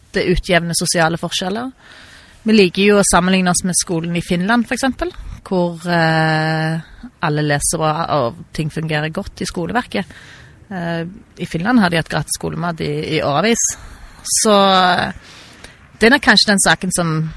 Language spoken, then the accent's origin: Norwegian; Stavanger, Rogaland, Norway; also born or lived in Perth, Australia / Bergen; Jeg er født og oppvokst i Stavanger.